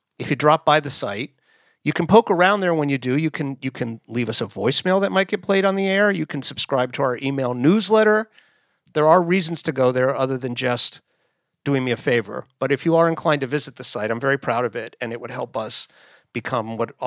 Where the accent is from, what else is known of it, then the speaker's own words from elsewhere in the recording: Coral Gables, Florida, United States; moved away as an adult; now in New York, United States; I grew up in Coral Gables, Florida